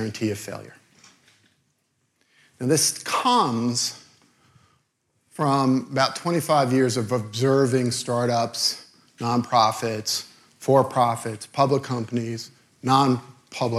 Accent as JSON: {"language": "English", "town": "New York City", "region": "New York", "country": "United States", "said": "I'm from Brooklyn"}